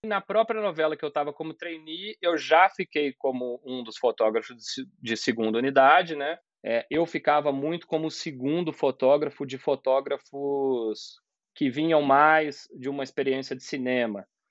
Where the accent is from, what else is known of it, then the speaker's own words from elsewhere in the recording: Juiz de Fora, Minas Gerais, Brazil; moved away as an adult; also born or lived in São João del Rei, Brazil; eu sou mineiro, né, de São João del Rei. Com 10 anos, eu já morava em Juiz de Fora, que é uma outra cidade de Minas e onde eu fiquei até meus 25 anos